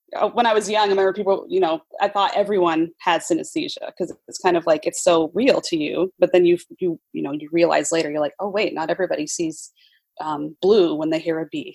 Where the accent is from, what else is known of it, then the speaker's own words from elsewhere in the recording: Utah, United States; also born or lived in New York; now in Seattle, United States; I'm originally from Utah